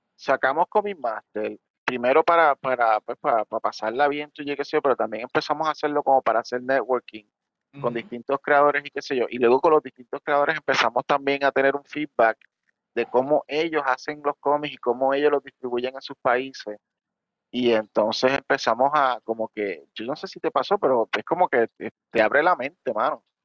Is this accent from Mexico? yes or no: no; Puerto Rico; como tú y yo somos de Puerto Rico